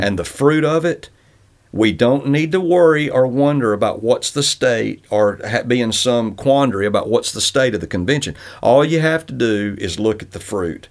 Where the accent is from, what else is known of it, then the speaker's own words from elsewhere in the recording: Northwest Alabama, United States; I grew up in Northwest Alabama